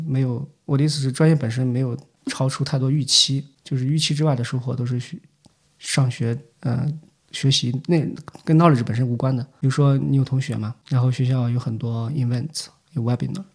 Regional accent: Shaanxi, China; also born or lived in Shenzhen / London; now in United Kingdom; 当然我是陕西人嘛

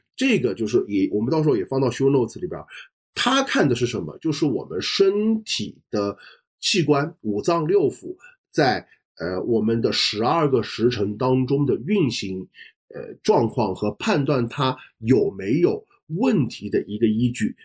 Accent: China; 我们中国人

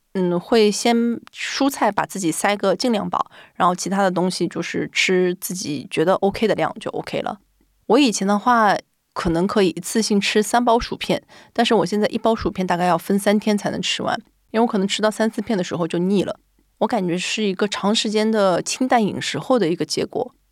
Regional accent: China; moved away as an adult; also born or lived in Japan; now in Tokyo, Japan; 就只有我一个中国人

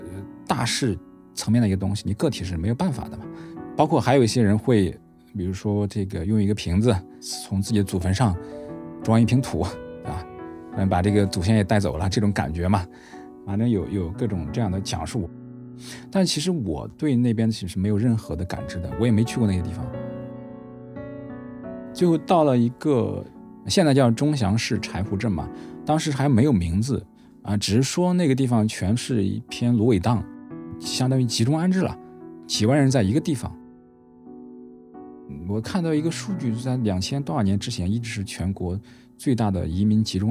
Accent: Hubei, China; accent: Henan; 我就是一个在湖北长大，然后呢是河南口音的一个人。

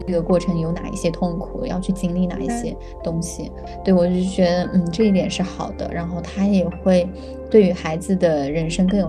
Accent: China; now in Sweden; 就跟我们国内也有嘛，

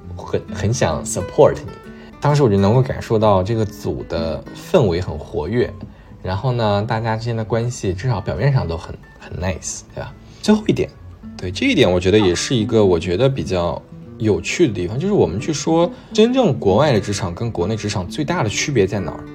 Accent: China; moved away as an adult; also born or lived in Canada; 我是中国人，然后我在， 我也在中国长大

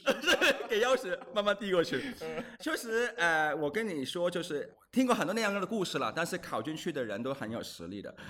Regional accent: Hong Kong; Chinese is a second language; moved away as an adult; also born or lived in Australia / Beijing; now in Shanghai, China; 我是土生土长的香港人

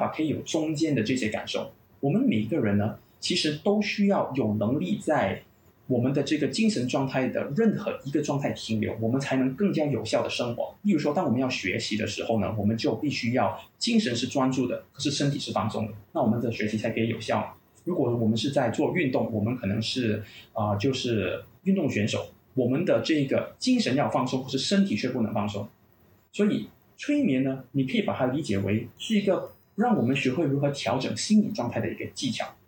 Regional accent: Malaysia; 我本身呢是在马来西亚长大的，马来西亚华侨

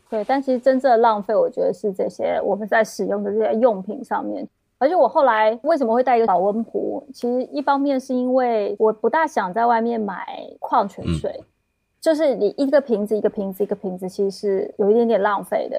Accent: Taiwan; also born or lived in Beijing / Netherlands; now in Amsterdam, Netherlands; 你能听出来是一个台妹

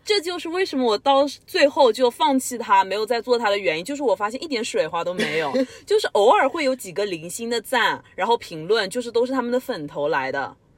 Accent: southern China, China; accent: southern; moved away as an adult; also born or lived in Canada; 我们是两个零一年的南方女生。不知道大家觉得我们的口音好不好分辨？我有很多北方的同学都说我们两个的南方口音特别的重

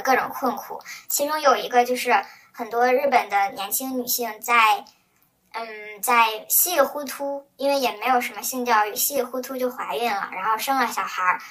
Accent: China; now in United States; 我是中国人嘛，在国外肯定接触最多的也是华人

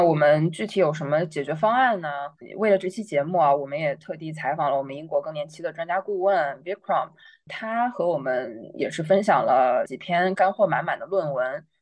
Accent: China; 我们中国人

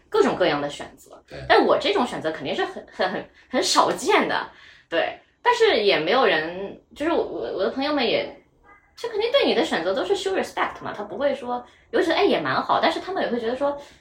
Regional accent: southern China, China; 因为我是南方人啊

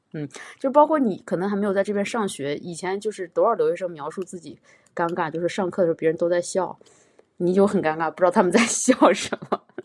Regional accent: China; first language Chinese; now in Montreal, Canada; 咱们自己是中国人

